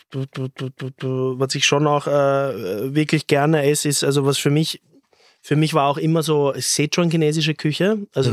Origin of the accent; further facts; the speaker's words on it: Austria; das ist unsere Kultur, wir sind Österreicher